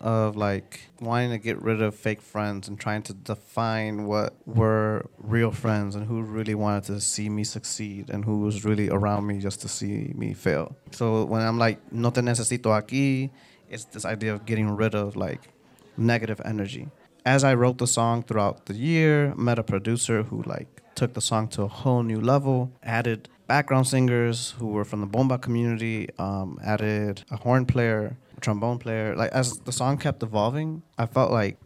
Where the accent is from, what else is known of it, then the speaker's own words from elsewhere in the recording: Chicago, Illinois, United States; also born or lived in Puerto Rico; I'm Latino, because I'm Puerto Rican. And at the same time, I also feel like I'm a Chicagoan